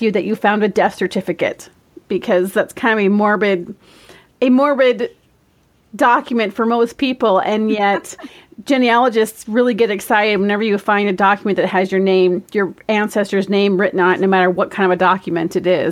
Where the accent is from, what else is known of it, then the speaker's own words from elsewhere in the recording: Minnesota, United States; I am born and raised in Minnesota